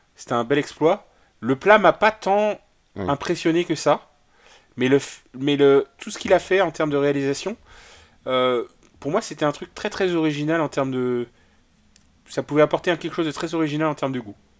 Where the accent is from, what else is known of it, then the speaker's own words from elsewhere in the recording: Brittany, France; je suis un breton déficient